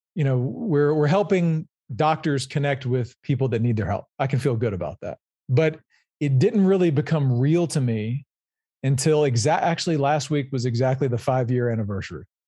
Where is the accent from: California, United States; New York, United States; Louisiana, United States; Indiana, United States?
Louisiana, United States; I'm originally from Louisiana. I grew up there and went to L S U